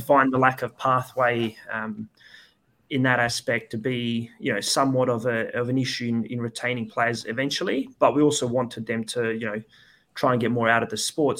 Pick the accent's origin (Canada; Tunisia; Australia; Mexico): Australia; Perth, Western Australia; also born or lived in Serbia; I moved to Australia when I was six with my family and I've been here ever since